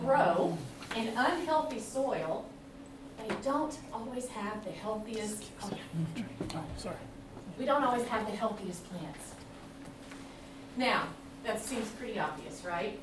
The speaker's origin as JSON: {"language": "English", "town": "Nashville", "region": "Tennessee", "country": "United States", "moved": "as an adult", "lives_now": "California, United States", "said": "We are originally from Nashville. We've moved out here to California. We've been in California for about 4 years."}